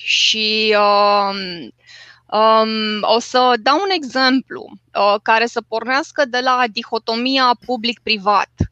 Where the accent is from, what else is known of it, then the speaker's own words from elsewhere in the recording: Romania; m-am născut în România